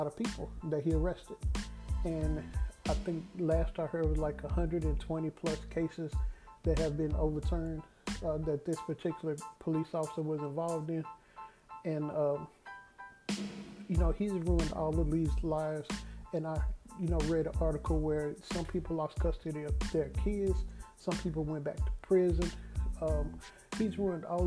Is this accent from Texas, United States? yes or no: yes; Dallas, Texas, United States; I've never been to Africa and I'm from Dallas.